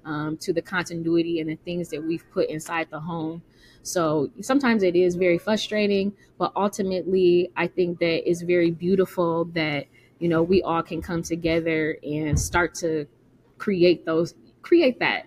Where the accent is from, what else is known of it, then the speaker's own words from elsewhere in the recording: Michigan, United States; now in Chicago, United States; I'm from Michigan. I'm from a little small college town. I came here to Chicago